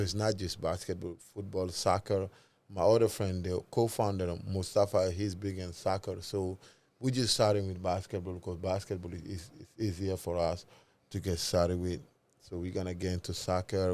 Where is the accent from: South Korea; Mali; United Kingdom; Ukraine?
Mali; we are both from Mali